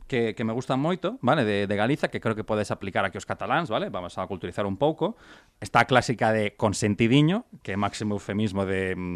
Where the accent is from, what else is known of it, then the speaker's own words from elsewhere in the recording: Galicia, Spain; somos dos galegos amantes da marihuana